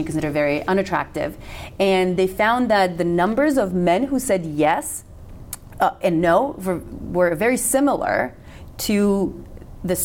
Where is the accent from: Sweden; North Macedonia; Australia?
North Macedonia; first language Macedonian; English is a second language; moved away as an adult; I was born and raised in Macedonia